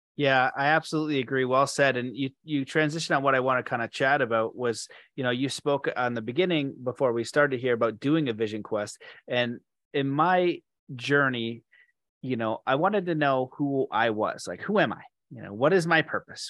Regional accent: Canada; I'm Canadian

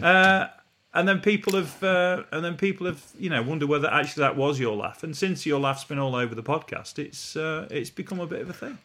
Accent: Retford, East Midlands, United Kingdom; I was born and raised in Retford

